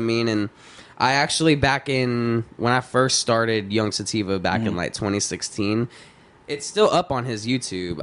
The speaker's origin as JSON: {"language": "English", "region": "Texas", "country": "United States", "tie": "born or raised there", "said": "I grew up in Texas, listening to, like I said, like dirty South trap."}